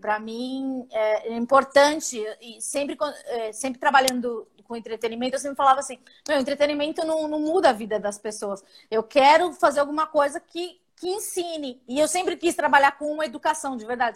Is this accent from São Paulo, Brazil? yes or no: yes; São Paulo, Brazil; Eu sou do Capão Redondo